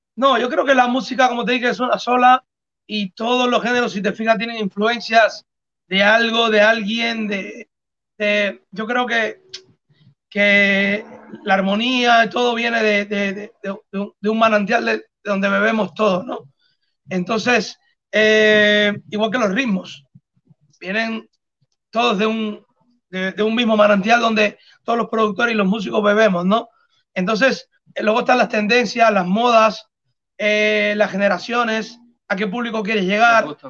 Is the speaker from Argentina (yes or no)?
no; Cuba; somos cubanos y tenemos un acento